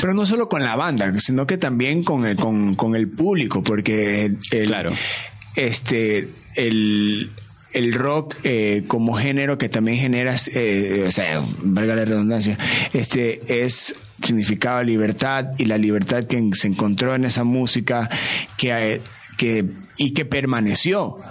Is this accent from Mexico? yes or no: no; Ecuador; siendo ecuatoriano